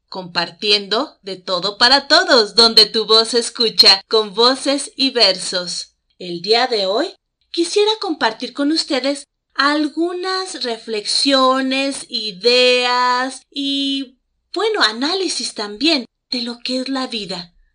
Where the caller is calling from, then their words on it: Mexico City, Mexico; los saludo desde la Ciudad de México.